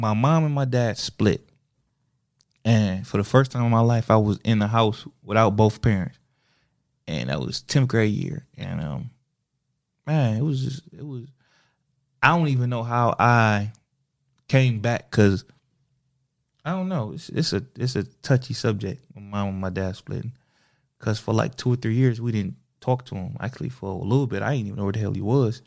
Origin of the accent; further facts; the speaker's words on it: Toledo, Ohio, United States; also born or lived in Springfield, Ohio; I come from Toledo